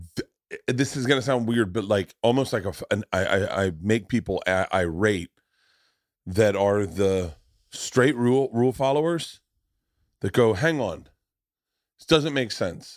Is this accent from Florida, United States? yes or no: yes; Florida, United States; I grew up in Florida.